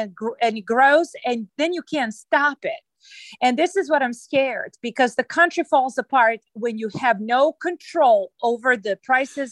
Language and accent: English; Belgrade, Serbia; now in Maryland, United States; I was born in Yugoslavia, and the country does not exist any longer. So I was born in Belgrade